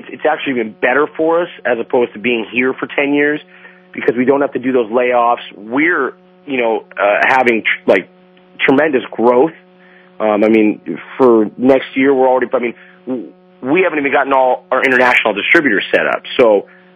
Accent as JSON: {"language": "English", "town": "Huntington Beach", "region": "California", "country": "United States", "tie": "born or raised there", "said": "I'm born and raised in Huntington Beach"}